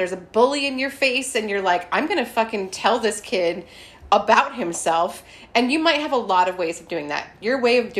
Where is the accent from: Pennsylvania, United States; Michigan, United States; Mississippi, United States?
Pennsylvania, United States; Scranton; moved away; I'm from Scranton